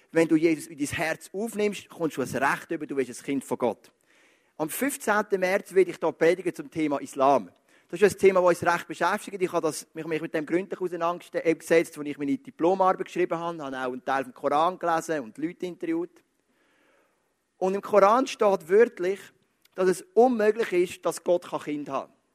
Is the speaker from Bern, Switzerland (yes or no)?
no; Zug, Switzerland; Geboren am 20.07.1979, genau zehn Jahre später, als der erste Mensch auf dem Mond gestanden ist, in Zug, Kanton Zug